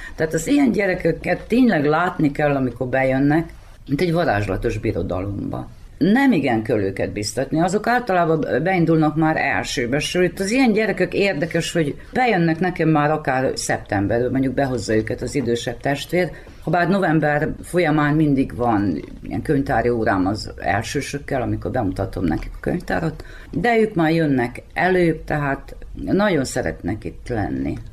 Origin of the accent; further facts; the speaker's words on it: Muzlja, Vojvodina, Serbia; also born or lived in Zrenjanin; 1958. március 13-án születtem. Nagybecskereken, de különben tőzsgyökeres muzslai vagyok